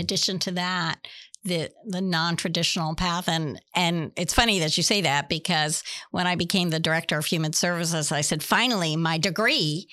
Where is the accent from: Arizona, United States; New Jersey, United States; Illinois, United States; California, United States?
New Jersey, United States; moved away as an adult; also born or lived in Boston, Massachusetts / Florida; now in Pasco, United States; born and raised in Nus-, New Jersey